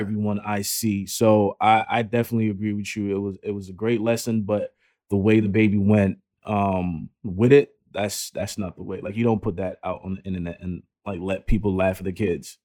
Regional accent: United States; I grew up in America

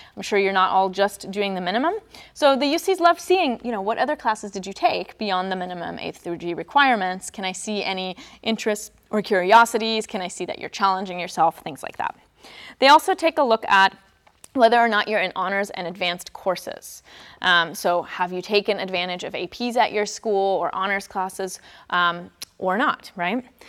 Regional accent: Germany; moved away; I'm from Germany, born and raised

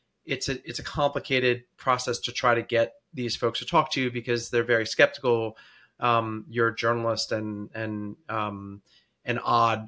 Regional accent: Washington, District of Columbia, United States; I'm originally from Washington, D.C., and that's where I live now

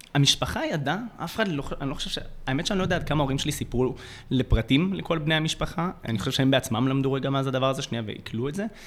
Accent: Jerusalem, Jerusalem District, Israel; במרכז העיר בירושלים, שם גדלתי

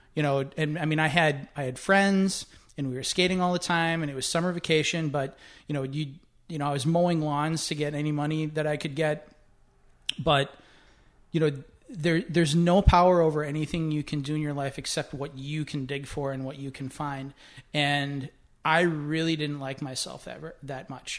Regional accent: Winona, Minnesota, United States; growing up in Winona, Minnesota

